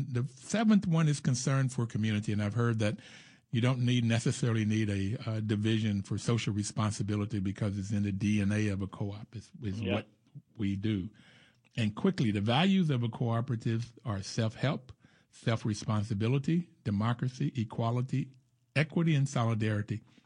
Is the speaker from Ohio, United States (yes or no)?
no; West Virginia, United States; moved away; I grew up in West Virginia